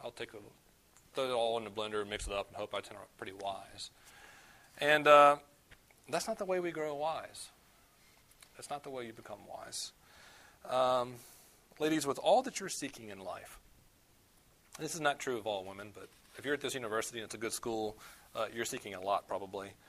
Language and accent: English; the South, United States; I'm from the South